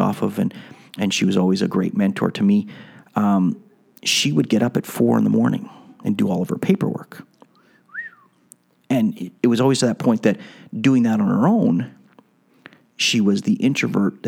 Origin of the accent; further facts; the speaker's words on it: Montreal, Quebec, Canada; I have a bit of a French background growing up in Montreal, and not that I'm French